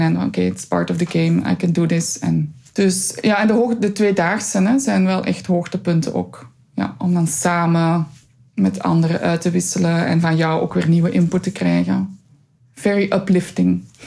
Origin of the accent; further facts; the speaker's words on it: Flanders, Belgium; als Vlaming, als Belg